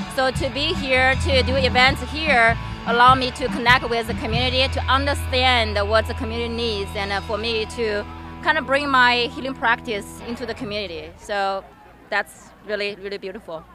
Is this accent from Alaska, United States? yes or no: no; Bay City, Michigan, United States; I'm from Bay City